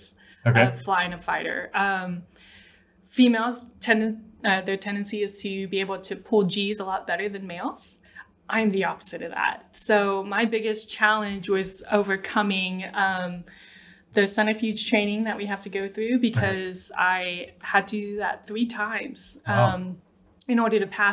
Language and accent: English; Mesquite, Texas, United States; moved away as an adult; born and raised Mesquite until about 18.